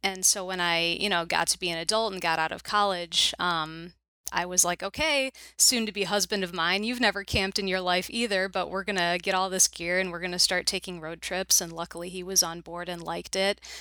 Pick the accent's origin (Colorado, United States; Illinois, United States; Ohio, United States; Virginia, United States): Illinois, United States; Chicago suburbs; also born or lived in Minnesota; born and raised in the Chicago suburbs, which is where I still live